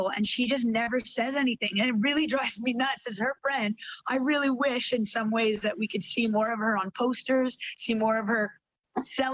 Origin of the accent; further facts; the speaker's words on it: Canada; moved away as an adult; now in England, United Kingdom; I live in England now, I work in England. I'm Canadian through and through, but I work abroad.